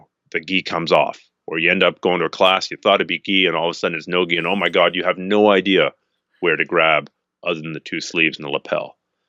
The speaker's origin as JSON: {"language": "English", "country": "Canada", "said": "I'm Canadian."}